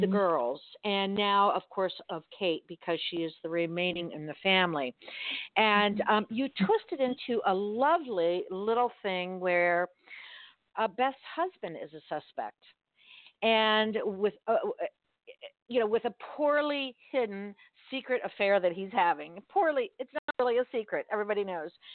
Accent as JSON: {"language": "English", "town": "Miami", "region": "Florida", "country": "United States", "tie": "born or raised there", "said": "I grew up in Miami in South Dade"}